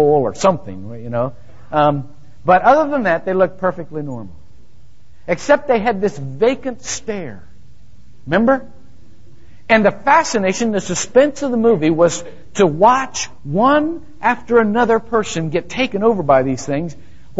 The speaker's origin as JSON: {"language": "English", "town": "Shelby", "region": "Ohio", "country": "United States", "tie": "born or raised there", "moved": "yes", "said": "I grew up in Shelby, Ohio, where nothing ever happened"}